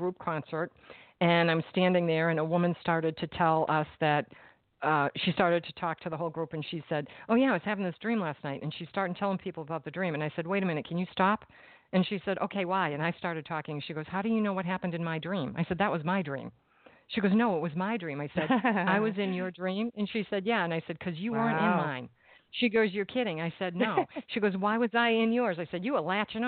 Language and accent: English; Massachusetts, United States; moved away; I am from Massachusetts, and I lived there at the time